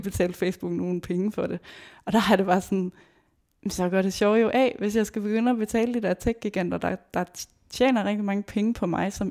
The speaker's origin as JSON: {"language": "Danish", "town": "Aarhus", "region": "Central Denmark Region", "country": "Denmark", "said": "jeg kommer fra Aarhus"}